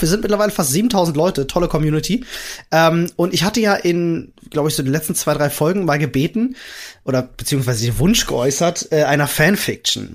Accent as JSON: {"language": "German", "country": "Germany", "said": "bei uns in Deutschland"}